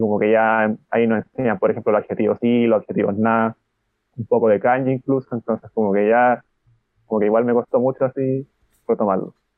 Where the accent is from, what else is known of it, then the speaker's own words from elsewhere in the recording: Chile; now in Santiago, Chile; soy de Chile, tengo 28 años